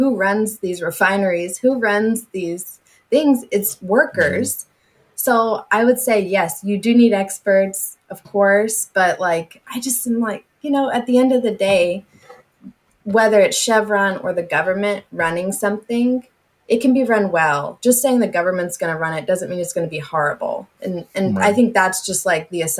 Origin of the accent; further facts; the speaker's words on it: near the Gulf of Mexico, the South, United States; now in California, United States; I grew up in the South and like near the Gulf of Mexico